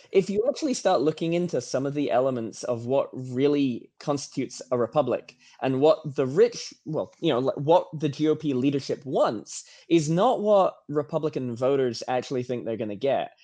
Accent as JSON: {"language": "English", "area": "Norfolk", "region": "East of England", "country": "United Kingdom", "moved": "as an adult", "lives_now": "United States", "said": "I'm I'm from England. I'm from uh, Norfolk, England. I left when I was like 19 or 20, and I've been here ever since"}